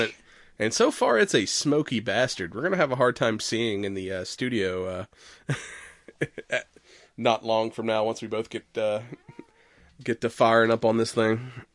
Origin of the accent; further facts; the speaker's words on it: United States; I'm American